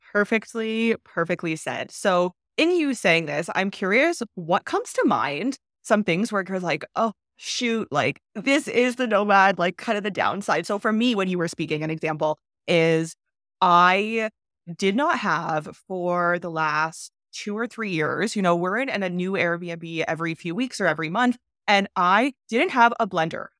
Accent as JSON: {"language": "English", "country": "Canada", "moved": "yes", "said": "I'm from Canada"}